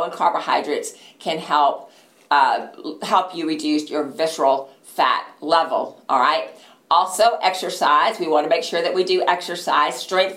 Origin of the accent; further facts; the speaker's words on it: Texas, United States; I'm from Texas